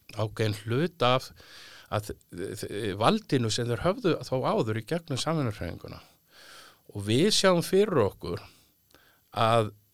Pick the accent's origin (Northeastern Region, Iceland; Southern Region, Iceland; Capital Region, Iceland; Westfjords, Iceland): Capital Region, Iceland; Reykjavík; also born or lived in Álftanes / Mýrdalur; Ég er nú fættur og uppalinn í Reykjavík eða, eða ég var nú uppalinn fyrst á Altanissi, þá var landbúnaðsvæði þar.